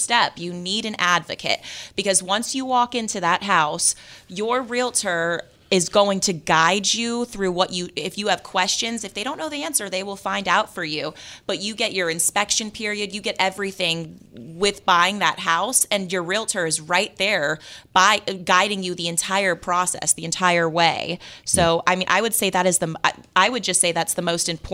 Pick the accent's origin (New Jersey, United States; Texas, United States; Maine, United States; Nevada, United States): Nevada, United States; Las Vegas; moved away; I'm from Las Vegas